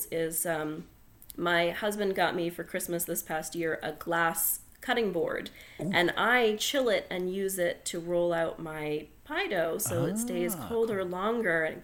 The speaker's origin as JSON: {"language": "English", "region": "New England", "country": "United States", "said": "I'm from New England and we make strawberry rhubarb pies"}